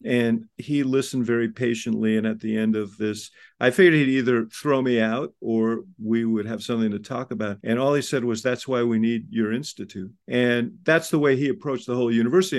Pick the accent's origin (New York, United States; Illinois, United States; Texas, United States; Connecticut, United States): New York, United States; New York City; now in Chicago, United States; I grew up in Stuyvesant Town